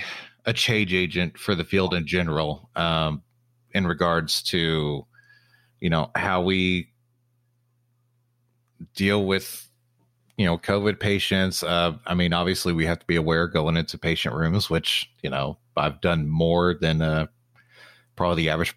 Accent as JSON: {"language": "English", "region": "Texas", "country": "United States", "said": "applied to about 30 different positions in the Texas area, because I'm from Texas. I wanted to stay in Texas."}